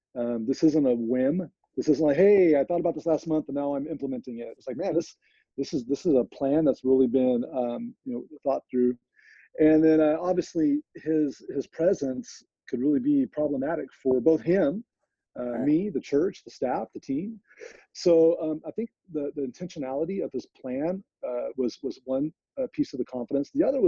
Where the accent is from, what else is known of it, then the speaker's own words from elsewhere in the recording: California, United States; No way, I'm from Central Valley, California.